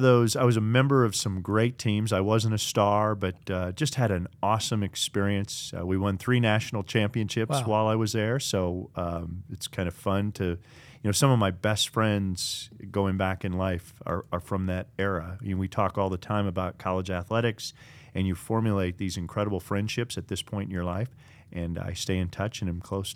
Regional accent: Minneapolis, Minnesota, United States; also born or lived in Burnsville; I grew up in the Twin Cities area, Minneapolis, and you know, a few locations there, Burnsville, for those that drive up and down I-35 from sixth grade on.

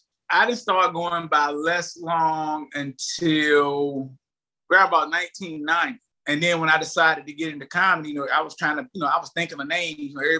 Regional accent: Lewisburg, United States; But I'm from Lewisburg in the 80s, coming out of high school, going to college.

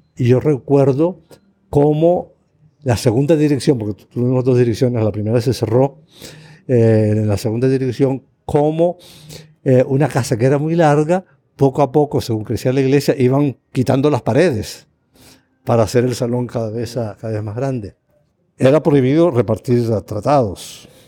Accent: Canary Islands, Spain; moved away as an adult; now in Costa Rica; Canarias, de donde soy originario

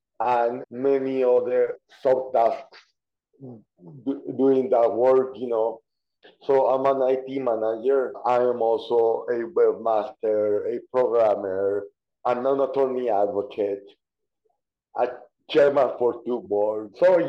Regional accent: Guatemala; born there; So yes, I was born in Guatemala.

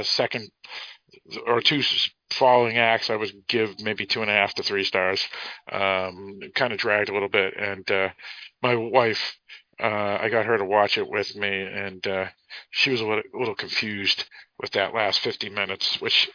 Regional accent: Boston, Massachusetts, United States; my hometown of Boston

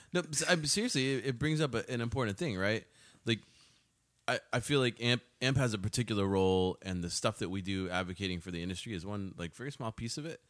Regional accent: Austin, Texas, United States; I spent my time growing up in Austin

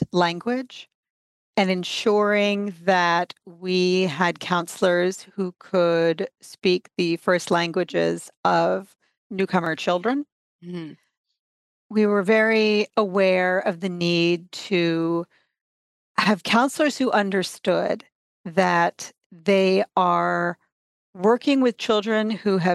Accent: New York City, New York, United States; now in Canada; I myself am an immigrant. I'm originally from the United States, from New York City

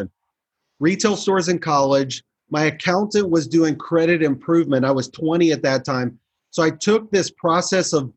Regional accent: Kansas City, Missouri, United States; moved away as an adult; now in Chicago, United States; grew up in Kansas City, sports there, moved to Chicago years ago

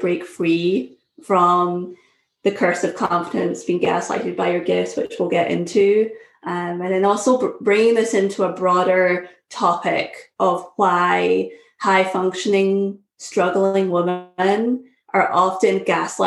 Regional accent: Scotland, United Kingdom; moved away as an adult; also born or lived in Syracuse, United States; now in United States; I'm originally from Scotland. Moved to the US in 2009

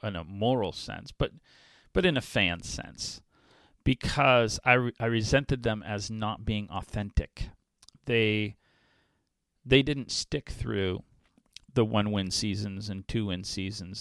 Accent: New England, United States; now in Waukesha, United States; I grew up in New England in the seventies and eighties

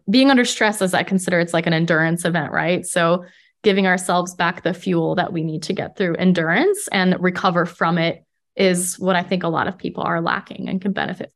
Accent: Midwest, United States; moved away as an adult; also born or lived in Europe / Netherlands / Poland / Colorado; now in California, United States; I grew up in the Midwest and I lived in the Netherlands and I've lived in Poland and Colorado

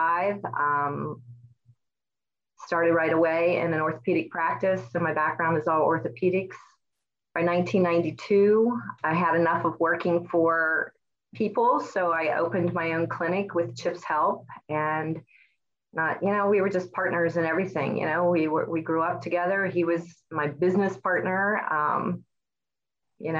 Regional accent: Northern Kentucky, United States; I was born and raised in Kentucky, Northern Kentucky. So we sit right there on the Ohio River bordering Cincinnati. I grew up in a family with six children

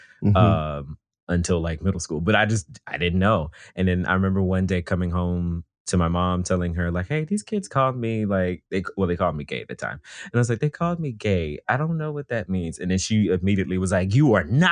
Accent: Atlanta, Georgia, United States; now in Brooklyn, United States; I grew up in the Atlanta area in DeKalb County, which is very majority Black

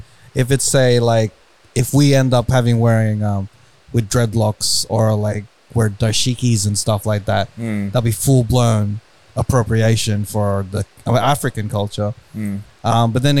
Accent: Philippines; looking at that point of view as a Filipino

